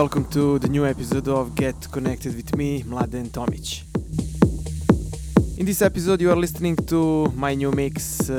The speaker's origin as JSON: {"language": "English", "town": "Banja Luka", "region": "Republika Srpska", "country": "Bosnia & Herzegovina", "tie": "born or raised there", "said": "my hometown Banja Luka."}